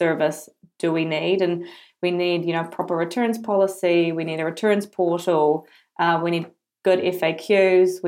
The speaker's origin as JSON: {"language": "English", "country": "New Zealand", "moved": "as an adult", "lives_now": "Amsterdam, Netherlands", "said": "I'm originally from New Zealand, as you can probably tell with my super strong accent. And I've been living in the Netherlands for the last 3 years"}